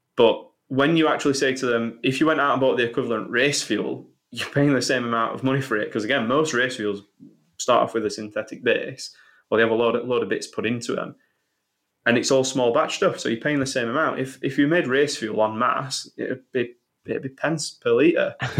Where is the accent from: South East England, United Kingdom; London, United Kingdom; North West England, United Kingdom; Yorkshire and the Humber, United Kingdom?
Yorkshire and the Humber, United Kingdom; Sheffield; I'm from Sheffield